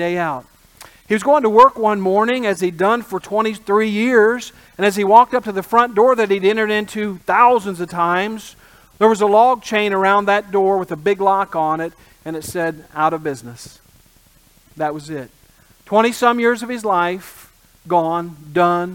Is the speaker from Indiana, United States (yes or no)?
yes; Indiana, United States; I grew up in the Midwest in Indiana